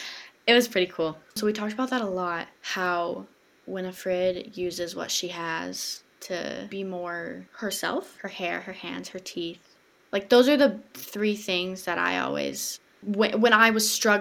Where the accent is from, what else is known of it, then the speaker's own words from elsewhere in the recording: Texas, United States; doing community theater in my hometown in Texas